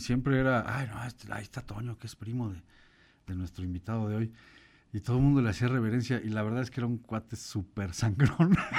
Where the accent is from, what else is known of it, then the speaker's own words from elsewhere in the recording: Chiapas, Mexico; moved away; also born or lived in Puebla; yo vivía en Chiapas